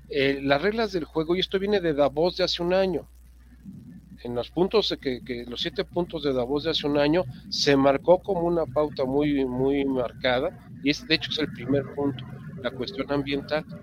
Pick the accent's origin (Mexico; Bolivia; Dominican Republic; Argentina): Mexico